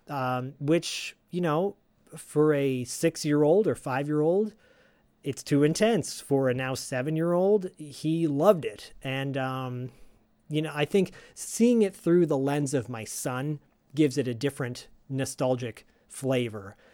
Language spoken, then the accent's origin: English; Bay Area, California, United States; Diallo and I grew up in the Bay Area around the same time